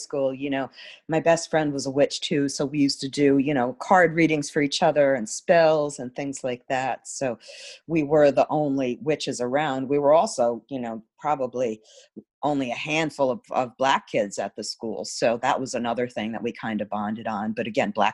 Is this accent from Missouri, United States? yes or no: no; New York City, New York, United States; I grew up in New York City